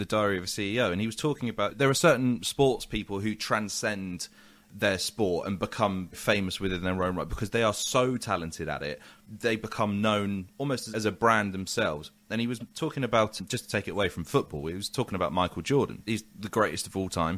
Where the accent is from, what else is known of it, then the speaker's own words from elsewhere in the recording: United Kingdom; as a Brit